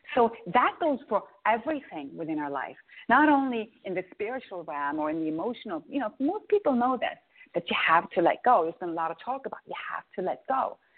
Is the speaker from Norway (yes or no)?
yes; Norway; Norway, I'm growing up in Norway. That's potato land